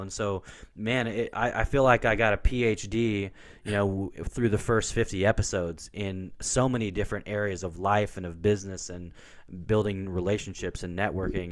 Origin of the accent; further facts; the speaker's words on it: Portland, Oregon, United States; I grew up in Portland, Oregon